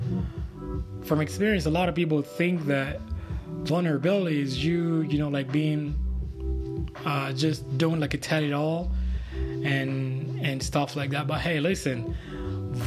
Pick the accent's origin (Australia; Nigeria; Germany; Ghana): Nigeria; moved away; regular Nigerian guy that was raised back in Nigeria